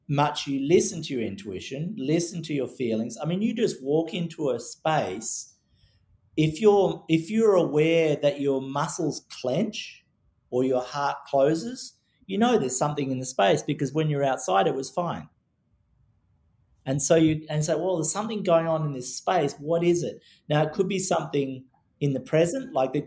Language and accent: English; Australia; growing up in Australia